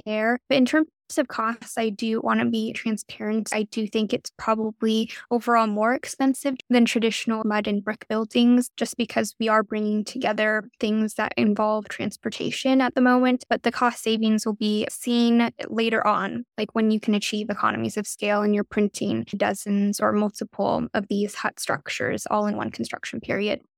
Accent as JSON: {"language": "English", "country": "United States", "tie": "born or raised there", "also_born_or_lived": "China", "said": "I definitely had more opportunities being able to grow up in the U S"}